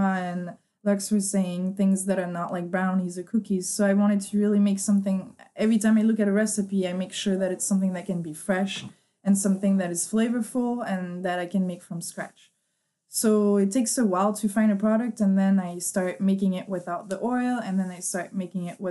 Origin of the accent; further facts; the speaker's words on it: France; moved away as an adult; now in Boston, United States; So I was born and raised in France, moved to Boston about 6 years ago now.